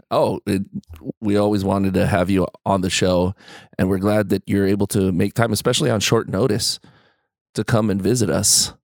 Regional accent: Hawaii, United States; moved away; I grew up in Hawaii

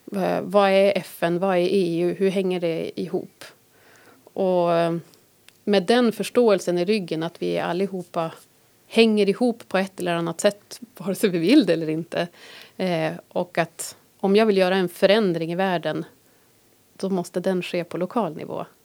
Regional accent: Härnösand, Västernorrland County, Sweden; moved away as an adult; jag är uppvuxen här

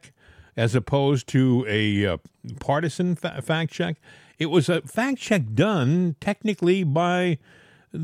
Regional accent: Massachusetts, United States; I was born in Massachusetts

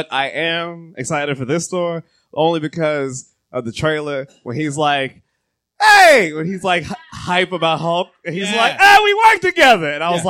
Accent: Jamaica; I'm Jamaican

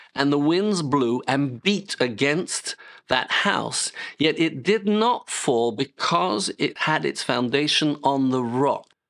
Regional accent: United Kingdom; moved away as an adult; now in France; I'm British

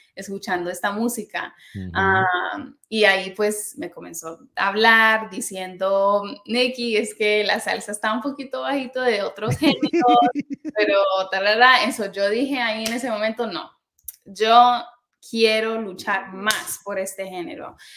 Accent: New York, United States; creciendo en New York escuchaba pop

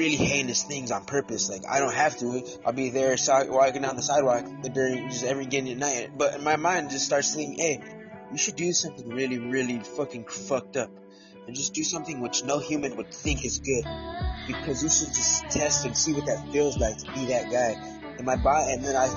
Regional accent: New York, United States; I'm the guy from New York

